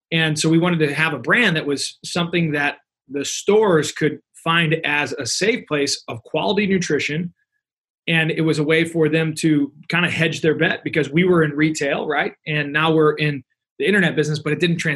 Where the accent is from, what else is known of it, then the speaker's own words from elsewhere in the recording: Missouri, United States; I'm from Missouri